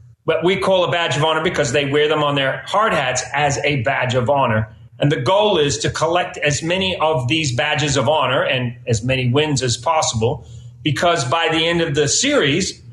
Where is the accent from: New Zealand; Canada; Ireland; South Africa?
New Zealand; now in United States; I am an immigrant. I come from New Zealand. We say weird things.